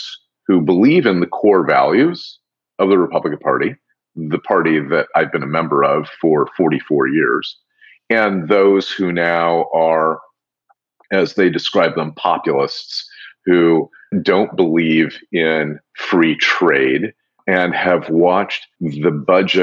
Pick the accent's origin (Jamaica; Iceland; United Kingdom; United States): United States; Des Moines, Iowa; moved away; I grew up in Des Moines, Iowa